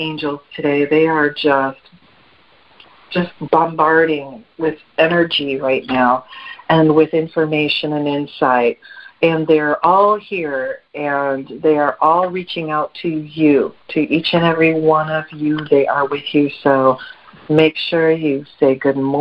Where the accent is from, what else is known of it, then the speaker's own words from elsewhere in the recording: Midwest, United States; now in South Carolina, United States; I'm from the Midwest